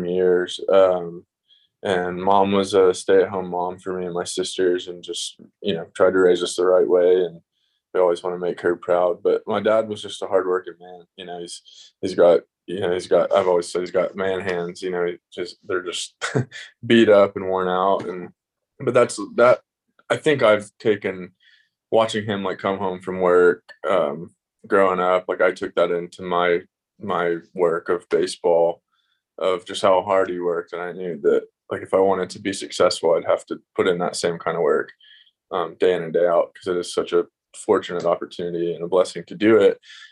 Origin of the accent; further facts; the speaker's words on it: Tennessee, United States; I grew up in Tennessee